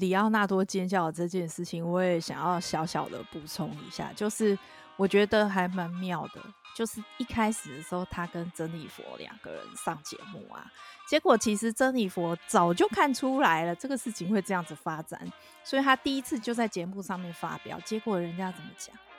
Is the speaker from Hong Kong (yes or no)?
no; Taiwan; 但是当然，这个呃，身为台湾人，我觉得这个没有什么好，我不会去质疑的啦。